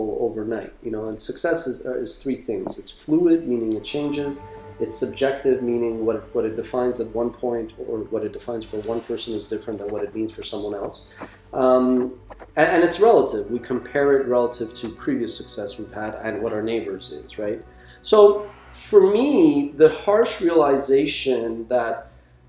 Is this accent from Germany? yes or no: no; Iran; now in Montreal, Canada; I was born in Iran in 1978